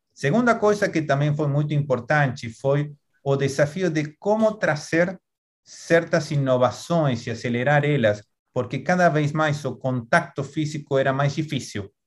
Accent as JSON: {"language": "Portuguese", "country": "Argentina", "accent": "Argentine", "second_language": "Portuguese", "moved": "as an adult", "lives_now": "Brazil", "said": "sou argentino, dá para ver por meu sotaque"}